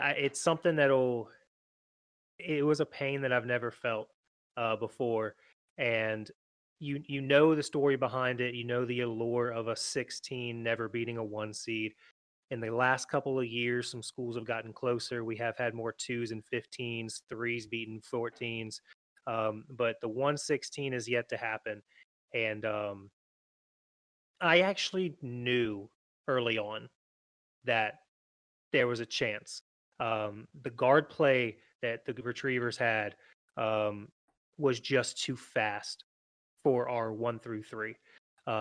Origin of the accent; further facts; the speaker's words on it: Chesapeake, Virginia, United States; from Chesapeake, Virginia, born and raised there my whole life